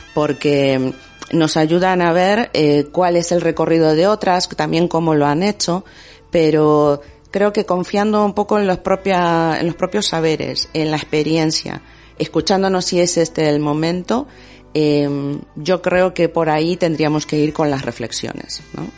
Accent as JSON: {"language": "Spanish", "country": "Argentina", "moved": "as an adult", "lives_now": "Bilbao, Spain", "said": "yo hace 18 años que vivo en Bilbao. Y, eh, y, prácticamente desde que llegué, yo soy argentina"}